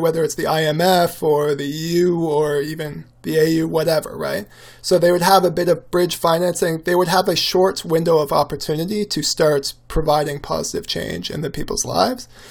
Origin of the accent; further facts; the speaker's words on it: Canada; as a Canadian